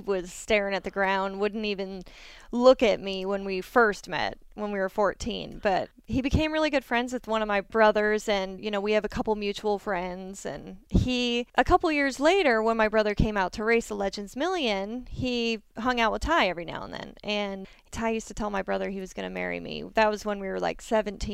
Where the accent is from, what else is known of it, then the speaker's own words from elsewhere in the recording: Snohomish, Washington, United States; I'm from Snohomish, Washington.